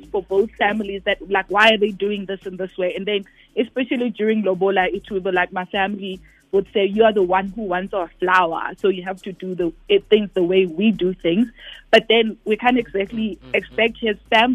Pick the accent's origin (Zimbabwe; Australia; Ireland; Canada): Zimbabwe; now in South Africa; I'm from Zim.